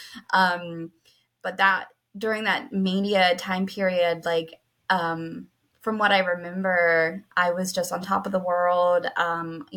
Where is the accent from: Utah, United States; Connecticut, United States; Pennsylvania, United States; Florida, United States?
Pennsylvania, United States; I'm from Pennsylvania in the U.S.